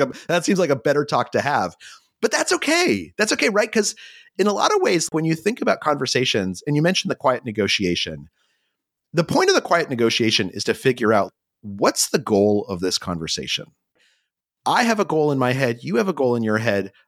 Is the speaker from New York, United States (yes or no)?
no; New Mexico, United States; I grew up in New Mexico